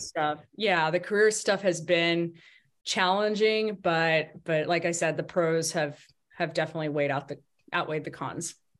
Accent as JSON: {"language": "English", "region": "Arkansas", "country": "United States", "tie": "born or raised there", "also_born_or_lived": "Washington, D.C. / Colorado Springs, Colorado", "moved": "as an adult", "said": "Arkansas, which was my home, which is my home state, not was, but is my home state. It's where I grew up, went to school"}